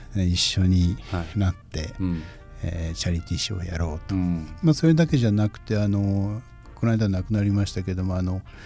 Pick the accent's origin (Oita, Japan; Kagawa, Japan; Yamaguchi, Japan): Yamaguchi, Japan; Shimonoseki; moved away as an adult; now in Iizuka, Japan; あの下関の出身なんですけども